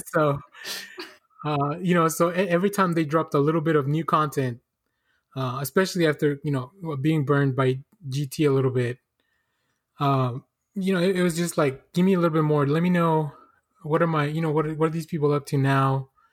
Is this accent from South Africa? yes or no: no; Mexico; moved away; I'm originally, I'm originally from Mexico